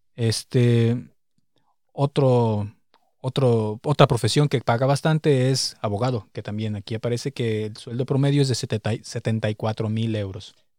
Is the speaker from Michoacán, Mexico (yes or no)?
yes; Morelia, Michoacán, Mexico; moved away as an adult; now in Berlin, Germany; nosotros venimos de la ciudad de Morelia